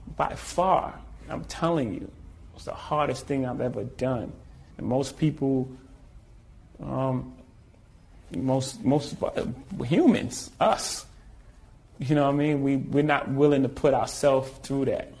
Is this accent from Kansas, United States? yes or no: no; New York City, New York, United States; I'm from Marcy Projects